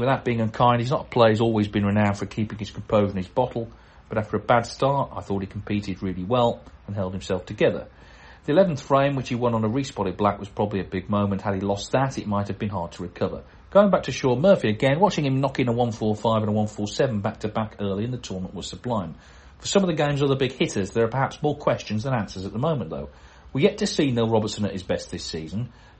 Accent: Gloucester, South West England, United Kingdom; So pleased he pulled this one off, particularly as I'm also from the Gloucester area.

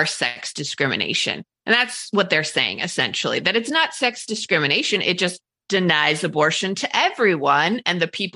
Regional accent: Utah, United States; in my home state of Utah

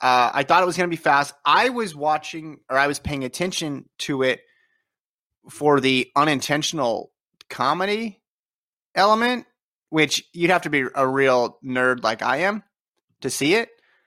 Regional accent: Las Vegas, Nevada, United States; moved away as an adult; now in Los Angeles, United States; I've spent the most time of my life in LA, but that was after college. So, does that count? And then I grew up in Las Vegas, but I haven't been there for years

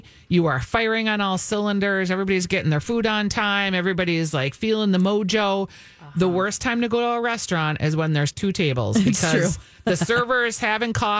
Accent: Eden Prairie, Minnesota, United States; I grew up in Eden Prairie

